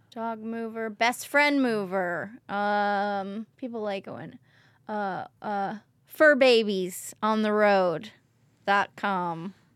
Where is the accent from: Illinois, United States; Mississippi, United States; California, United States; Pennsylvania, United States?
California, United States; Oakland; I'm from Oakland